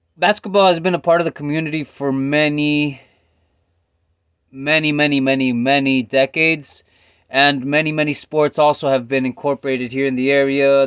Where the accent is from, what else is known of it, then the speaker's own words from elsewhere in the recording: Stockton, California, United States; also born or lived in Philadelphia; I was born in French Camp Stockton